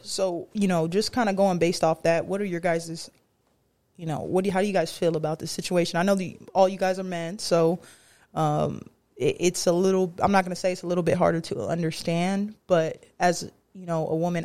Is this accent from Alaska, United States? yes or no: no; San Diego, California, United States; San Diego, California. I'm gonna claim San Diego